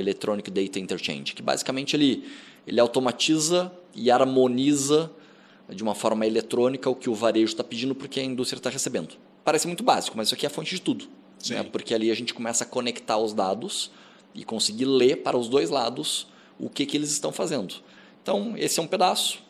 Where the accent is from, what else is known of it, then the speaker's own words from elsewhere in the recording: Rio Grande do Sul, Brazil; now in São Paulo, Brazil; eu sou gaúcho